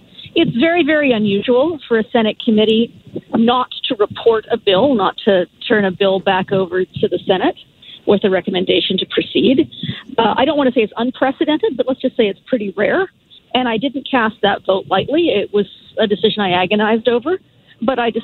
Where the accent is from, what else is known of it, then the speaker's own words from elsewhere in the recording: Alberta, Canada; I'm from Alberta.